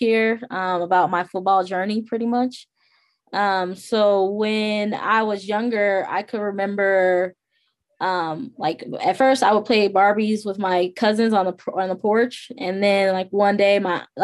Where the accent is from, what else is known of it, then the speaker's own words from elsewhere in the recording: Harvey, Illinois, United States; I grew up in Harvey, Illinois